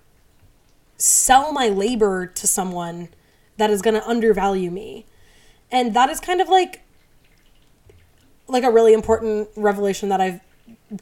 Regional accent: United States

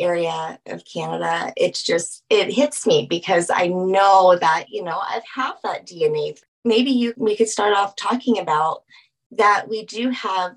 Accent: Louisiana, United States; I'm actually from Louisiana, so I'm Cajun

